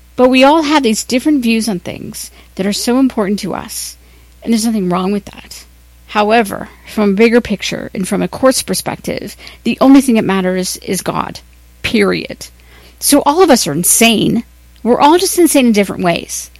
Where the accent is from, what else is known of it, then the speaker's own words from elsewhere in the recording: Ohio, United States; now in Los Angeles, United States; I'm from Ohio